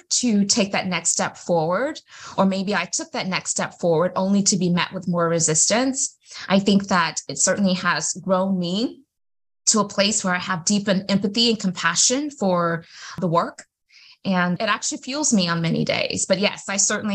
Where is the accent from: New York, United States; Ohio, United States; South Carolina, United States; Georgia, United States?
South Carolina, United States; Greenville; I am from Greenville, South Carolina